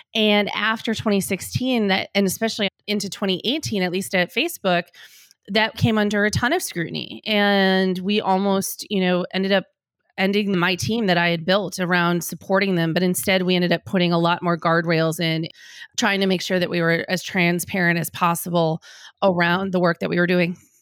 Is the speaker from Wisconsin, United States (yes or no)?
yes; Green Bay, Wisconsin, United States; moved away; I'm from Green Bay, Wisconsin